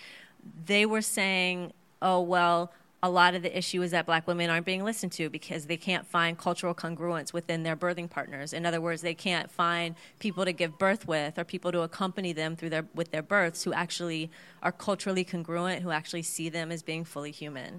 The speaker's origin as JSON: {"language": "English", "town": "Cincinnati", "region": "Ohio", "country": "United States", "also_born_or_lived": "Oakland", "moved": "as an adult", "said": "I'm from Cincinnati, Ohio, and that's where I live now."}